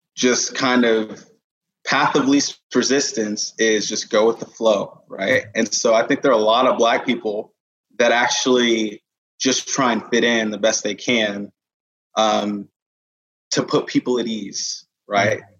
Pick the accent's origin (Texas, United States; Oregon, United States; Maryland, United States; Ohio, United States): Texas, United States; Katy; also born or lived in United Kingdom; now in Dallas, United States; was born in the UK, moved to Katy when I was like seven. Um, grew up in so Katy, Houston